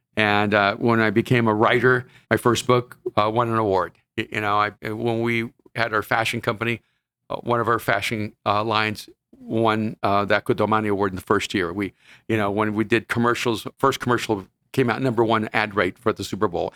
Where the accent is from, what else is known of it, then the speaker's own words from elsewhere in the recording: El Salvador; now in Los Angeles, United States; I'm from El Salvador, and I wanna help people who came from my background